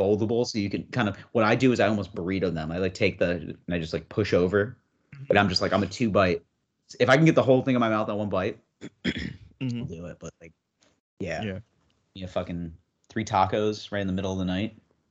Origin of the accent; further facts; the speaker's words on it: New York, United States; now in New York City, United States; I'm from New York State